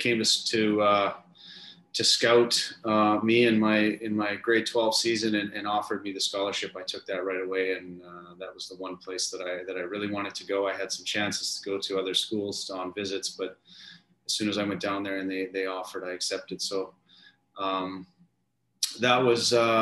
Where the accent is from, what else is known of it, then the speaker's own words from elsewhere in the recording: Saskatchewan, Canada; moved away as an adult; also born or lived in North Dakota; I grew up in Western Canada, in Saskatchewan